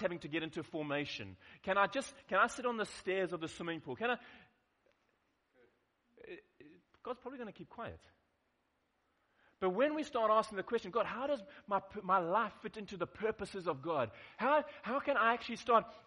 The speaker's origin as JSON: {"language": "English", "town": "Durban", "region": "KwaZulu-Natal", "country": "South Africa", "said": "I come from Durban"}